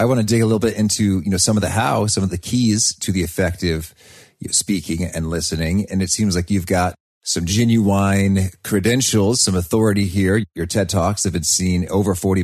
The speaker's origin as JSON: {"language": "English", "country": "United States", "said": "as an American"}